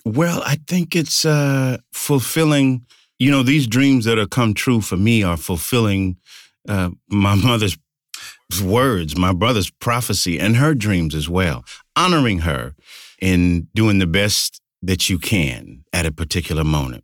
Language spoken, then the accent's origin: English; United States; I love my hometown, but there was some difficulty and some racial strife as a, as a child